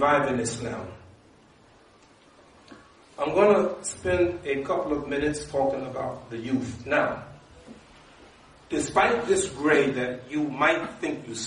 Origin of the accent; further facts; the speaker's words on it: New York, United States; I'm from New York